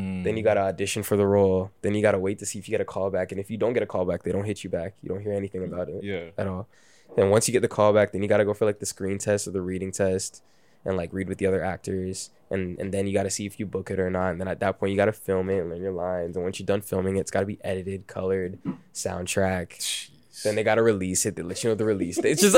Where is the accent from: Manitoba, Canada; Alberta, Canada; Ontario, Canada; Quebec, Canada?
Ontario, Canada; Brampton; also born or lived in Toronto / Mississauga; I was born in Toronto, grew up in Brampton, and then I moved to Mississauga with my mom around like age 10. So I always kind of went between Brampton and Sauga